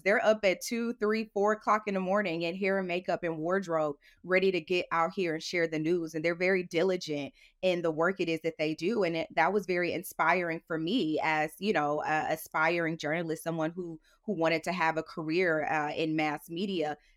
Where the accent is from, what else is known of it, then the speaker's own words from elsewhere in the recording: St. Louis, Missouri, United States; moved away as an adult; also born or lived in Houston, Texas; growing up in Saint Louis, I grew up in a low income community